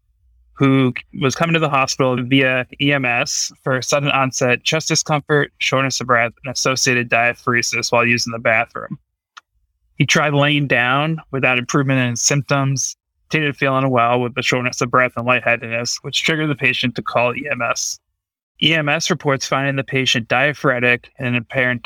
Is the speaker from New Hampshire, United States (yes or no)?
yes; New Hampshire, United States; moved away as an adult; also born or lived in Nashville, Tennessee; now in Boston, United States; Grew up in New Hampshire before heading down to Vanderbilt in Nashville, Tennessee